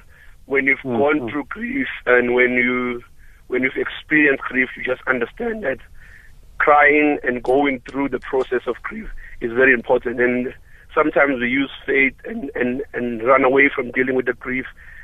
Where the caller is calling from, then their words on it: Durban, KwaZulu-Natal, South Africa; I'm calling from Durban.